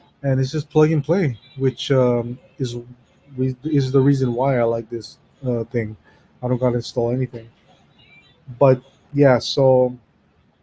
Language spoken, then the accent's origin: English; Hawaii, United States; I'm from Hawaii